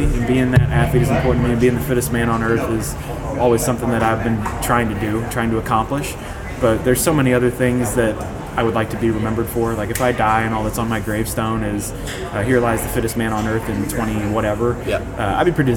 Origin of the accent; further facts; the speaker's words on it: Ohio, United States; Ohio is a state that I grew up in the United States